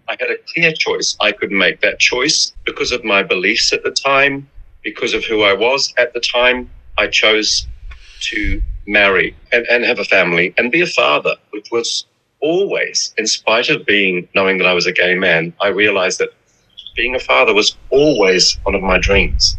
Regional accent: New Zealand; moved away as an adult; also born or lived in Milan; I was in in New Zealand, which is my home country

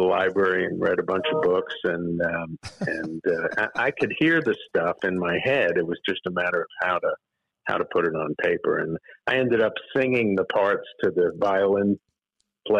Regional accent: New York City, New York, United States; I grew up in New York City, so I didn't see a tree until I was 14

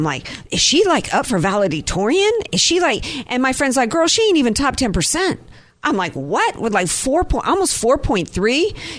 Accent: Slidell, Louisiana, United States; also born or lived in Jacksonville, North Carolina; I was born in Jacksonville, North Carolina, Camp Lejeune, daughter of two Marines. And then we settled in the New Orleans area by way of North Shore, Slidell.

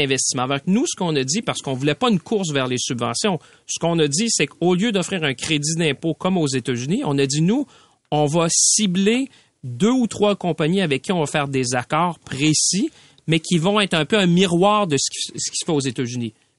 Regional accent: Mauricie, Quebec, Canada; je viens de la Mauricie

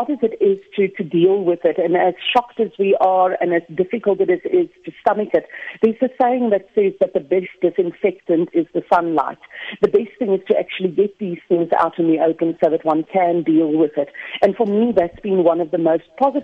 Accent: South Africa; us being South African dudes

